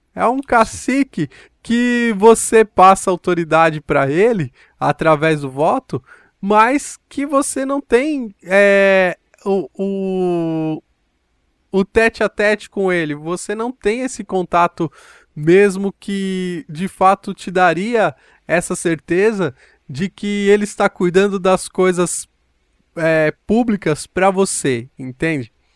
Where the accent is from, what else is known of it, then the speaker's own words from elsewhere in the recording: Brazil; Eu sou brasileiro